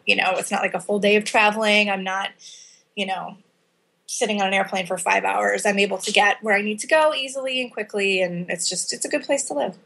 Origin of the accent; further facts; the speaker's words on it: Chicago, Illinois, United States; In the Chicago area. So my parents are both from Chicago. Moved to the suburbs when I was a kid